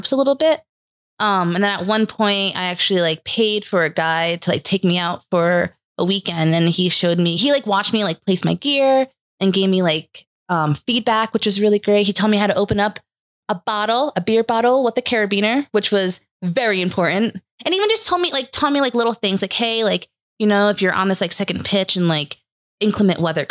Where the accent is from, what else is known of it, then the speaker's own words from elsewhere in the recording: Hudson Valley, New York, United States; moved away as an adult; also born or lived in New Hampshire; I'm originally from the Hudson Valley area in New York.